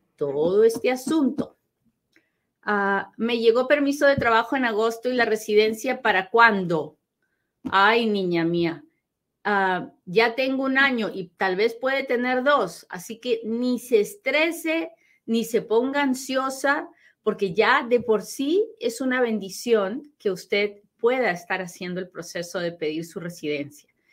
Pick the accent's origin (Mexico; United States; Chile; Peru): Peru; moved away; soy bien peruana, pero bien peruana y hablo bien rápido